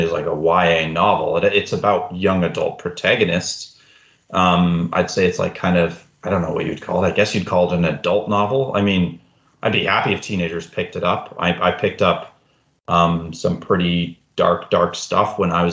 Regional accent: Alberta, Canada; now in Fredericton, Canada; I was born in Alberta. I'm living in Fredericton, New Brunswick now

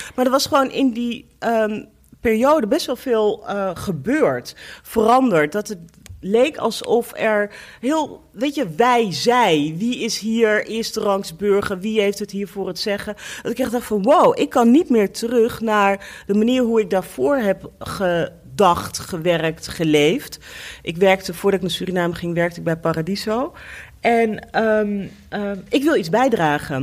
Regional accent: Apeldoorn, Gelderland, Netherlands; now in Amsterdam, Netherlands; Ik kom uit ehm, eh, eh, Apeldoorn

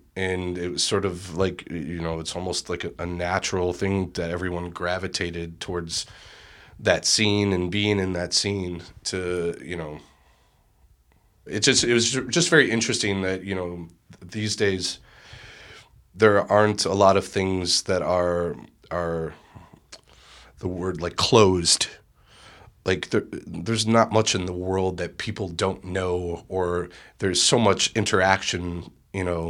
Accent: Chicago, Illinois, United States; growing up in Bridgeport

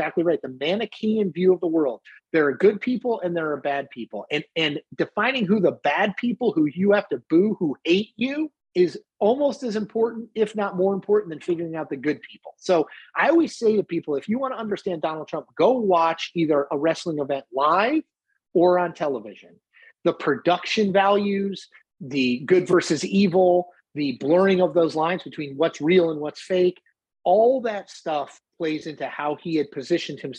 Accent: Connecticut, United States; For all of my years growing up in Connecticut

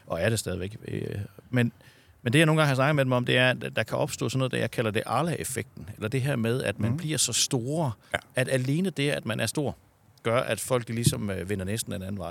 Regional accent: Southern Jutland, Southern Denmark, Denmark; jeg kommer ned fra Sønderjylland

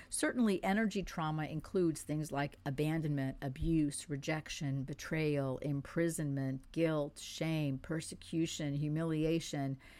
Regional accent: France; first language French; English is a second language; moved away; I was born in France. I grew up in France

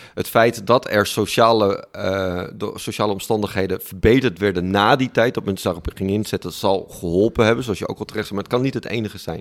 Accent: Friesland, Netherlands; Ik ben opgegroeid in Friesland

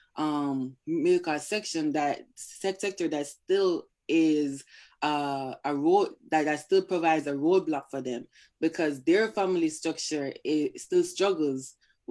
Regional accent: Jamaica; moved away as an adult; also born or lived in Brooklyn, New York; now in United States; I grew up in Jamaica.

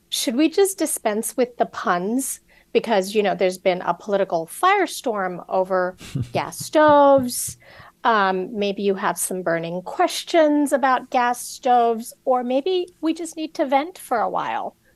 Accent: California, United States; I grew up all over the place. I grew up a lot in California, in Southern California

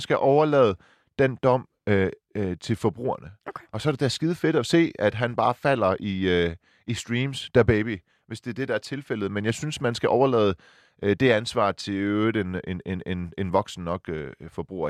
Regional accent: Silkeborg, Central Denmark Region, Denmark; moved away; jeg er fra Silkeborg

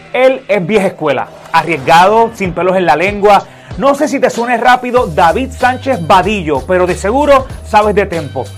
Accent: Puerto Rico; de Puerto Rico, siempre transmitimos desde acá, desde PR, para el mundo.

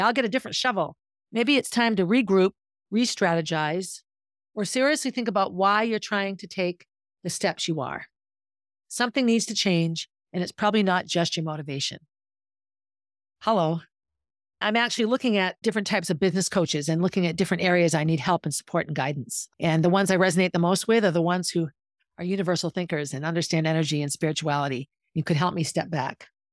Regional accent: Concord, United States; born or raised there

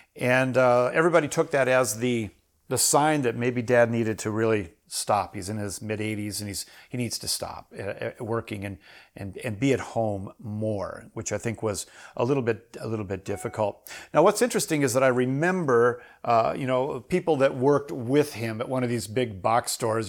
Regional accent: Minnesota, United States; also born or lived in Iowa; I grew up in Minnesota.

